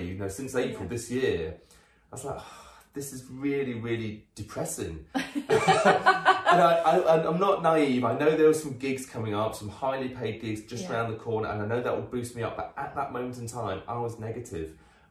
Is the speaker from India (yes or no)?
no; United Kingdom; we're very British about